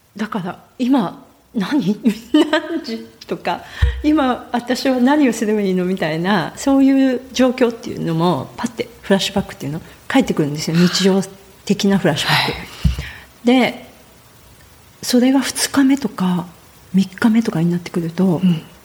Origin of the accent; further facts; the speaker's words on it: Nagoya, Aichi, Japan; moved away as an adult; now in Puna, Hawaii, United States; 生まれてからずっとあの名古屋の都会名古屋駅のすぐ近くで、都会で生まれ育った